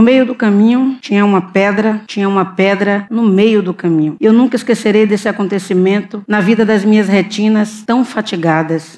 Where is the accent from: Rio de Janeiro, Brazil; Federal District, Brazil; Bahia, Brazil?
Bahia, Brazil; Salvador; Tendo nascido no bairro da Liberdade, bairro que já foi considerado o mais negro da cidade de Salvador